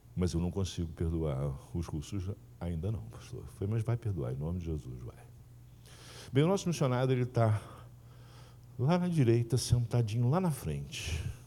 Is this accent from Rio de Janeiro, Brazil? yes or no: yes; interior of Rio de Janeiro state, Brazil; also born or lived in São Paulo; na minha terra era bola, bola de soprar. Né? eu sou do interior aqui do Rio